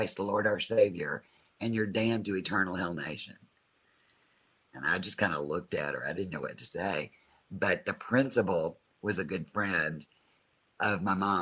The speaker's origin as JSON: {"language": "English", "town": "Opelika", "region": "Alabama", "country": "United States", "tie": "born or raised there", "said": "being in such a small town of Opelika"}